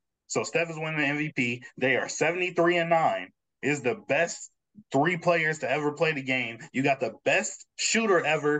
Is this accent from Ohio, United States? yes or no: yes; Columbus, Ohio, United States; I'm originally born and raised. Like, yes, I have family that's from Detroit, but I was born and raised in Columbus, Ohio.